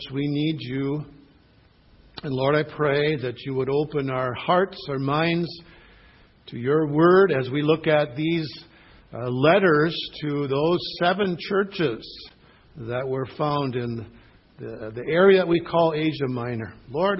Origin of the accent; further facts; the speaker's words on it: Michigan, United States; I was born in Michigan